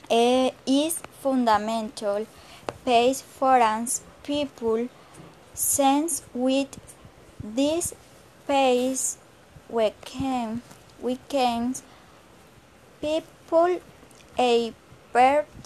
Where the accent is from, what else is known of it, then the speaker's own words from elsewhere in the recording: Plato, Magdalena, Colombia; English is a second language; I am from Plato Magdalena. I currently live in Plato Magdalena. I am 21 years old.